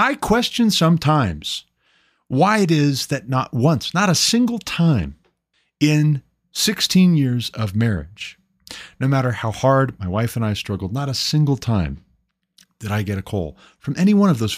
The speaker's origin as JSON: {"language": "English", "region": "Montana", "country": "United States", "tie": "born or raised there", "said": "And it took moving my family back home to my home state of Montana, uprooting, moving to Montana to get off of public assistance"}